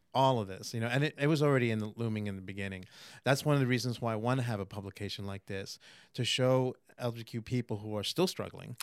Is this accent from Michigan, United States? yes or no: no; New York City, New York, United States; moved away as an adult; also born or lived in Manhattan; now in Florida, United States; born in Manhattan, raised in Queens.